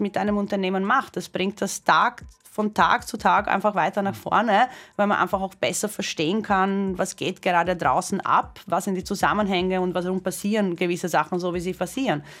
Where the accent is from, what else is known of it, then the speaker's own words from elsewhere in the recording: Croatia; moved away; ich bin gebürtige Kroatin